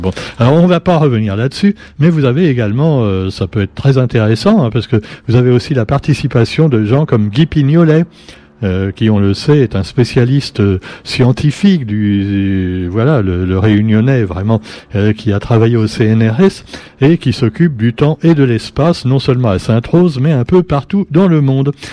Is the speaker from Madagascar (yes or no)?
yes; Madagascar; chez nous à Madagascar